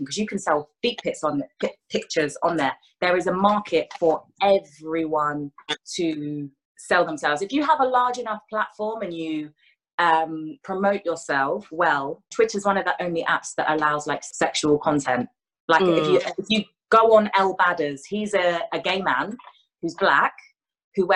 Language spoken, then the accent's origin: English; Hertfordshire, East of England, United Kingdom; also born or lived in London; I grew up in Hertfordshire in London. London for the first 6 years of my life, and then Hertfordshire.